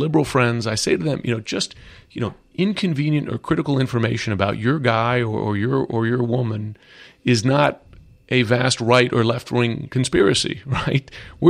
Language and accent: English; United States; It's worrisome, just as an American and as a journalist